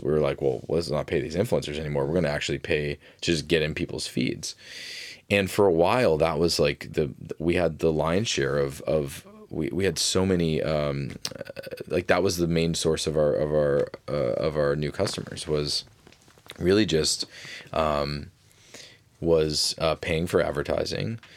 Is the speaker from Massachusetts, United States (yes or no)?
yes; Fitchburg, Massachusetts, United States; I grew up in Fitchburg, Massachusetts